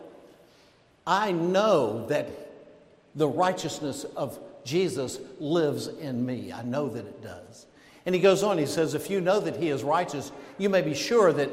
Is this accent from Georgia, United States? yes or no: yes; Georgia, United States; moved away; where I grew up down in Georgia, it was either guns or dogs